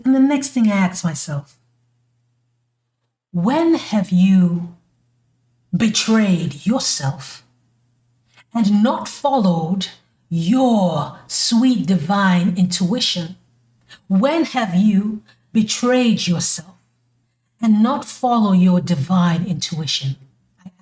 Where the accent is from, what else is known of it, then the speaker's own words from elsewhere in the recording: St. Kitts & Nevis; moved away as an adult; now in United States; when I was living in my country, my home country, you know, I'm from the islands, baby, in St. Kitts, I wanted to move to the U.S.